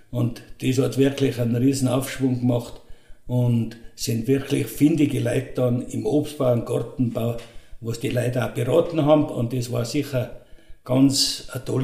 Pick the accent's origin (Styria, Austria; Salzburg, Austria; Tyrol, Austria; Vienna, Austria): Tyrol, Austria; St. Ulrich; Und ich bin der Wirt der …, geboren in St. Ulrich. Früher haben sie uns gesagt, die …, weil ich beim Drogerhäusl aufgewachsen bin.